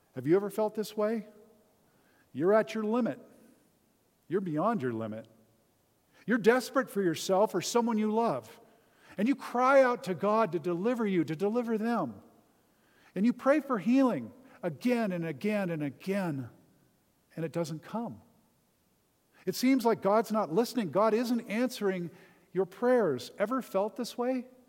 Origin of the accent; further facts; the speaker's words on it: Southern California, United States; I grew up in Southern California, about an hour from Disneyland